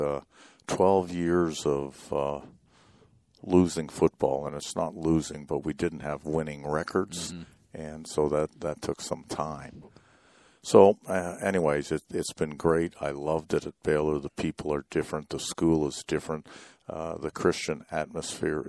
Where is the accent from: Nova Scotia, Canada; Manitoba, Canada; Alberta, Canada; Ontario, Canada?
Ontario, Canada; Toronto; moved away; also born or lived in Oklahoma / Houston; I grew up in Toronto, Canada